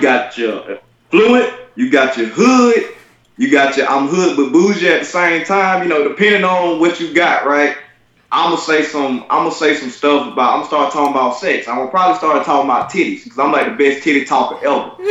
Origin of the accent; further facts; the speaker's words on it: Albany, Georgia, United States; I am from Albany, Georgia. That's Southwest Georgia.